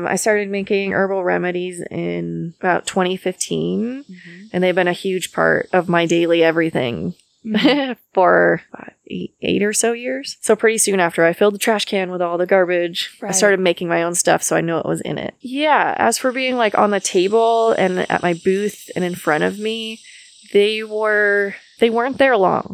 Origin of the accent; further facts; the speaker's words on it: Maine, United States; moved away as an adult; I'm from Maine and I moved here about 10 years ago.